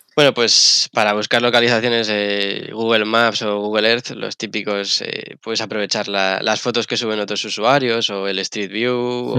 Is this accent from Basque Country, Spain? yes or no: no; Madrid, Community of Madrid, Spain; also born or lived in Gran Canaria; yo crecí en Madrid, soy de Madrid, he crecido, estaba en Madrid